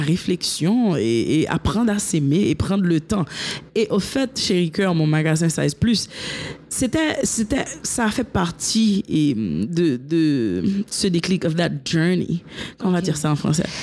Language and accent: French; Haiti; also born or lived in United States; je suis née en Haïti, j'ai été élevée ici, j'ai étudié ici et jusqu'à l'université.